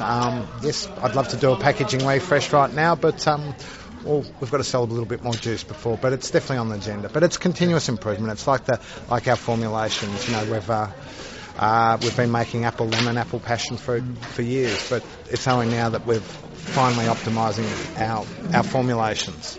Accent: Australia; you can probably tell that I'm Australian

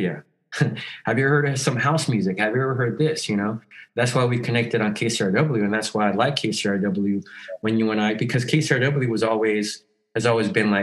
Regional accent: El Salvador; now in Los Angeles, United States; I'm from El Salvador

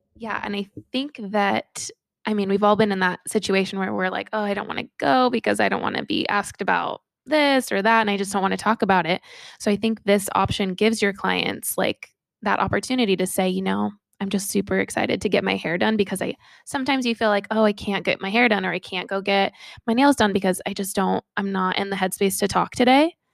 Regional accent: Sacramento, California, United States; I'm from Sacramento, California

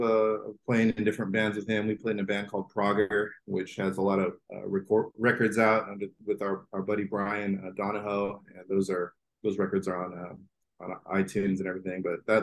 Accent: El Paso, Texas, United States; now in Austin, United States; I'm from El Paso, Texas.

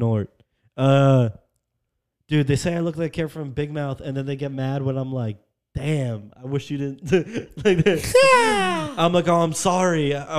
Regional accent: New York, United States; I'm from New York.

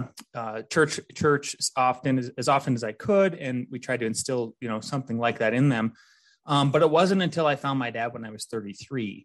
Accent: North Dakota, United States; now in Colorado, United States; growing up in North Dakota

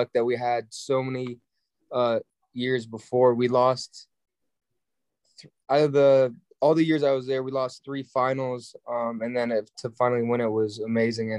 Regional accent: Germany; now in United States; I was born in Germany

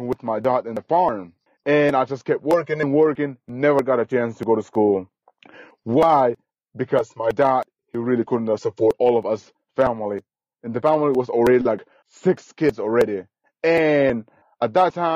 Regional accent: Guatemala; English is a second language; moved away; I was born literally 4 hours away from Guatemala City, literally in the jungle.

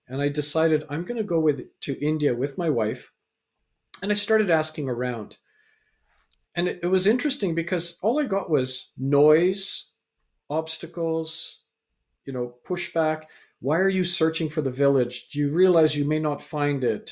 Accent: Canada; also born or lived in England; so I was born in England, raised in Canada

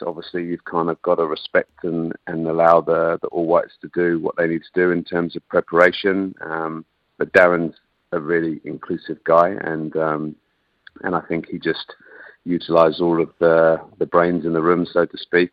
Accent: England, United Kingdom; accent: English; now in New Zealand; despite my still English accent, I'm very much a Kiwi. You know, um, I've been here in New Zealand longer than I lived in England

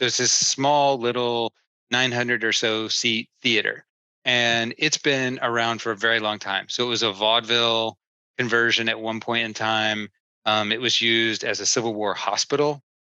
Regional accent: Oak Ridge, Tennessee, United States; I grew up in East Tennessee, actually, a little bitty town called Oak Ridge.

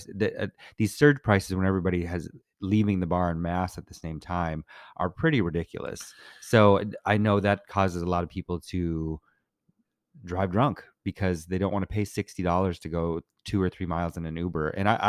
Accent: Minnesota, United States; now in Los Angeles, United States; I'm from Minnesota.

